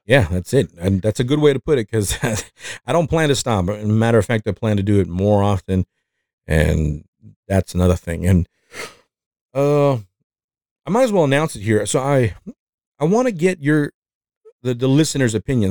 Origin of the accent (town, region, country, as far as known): Mexico; accent: Mexican; English is a second language; moved away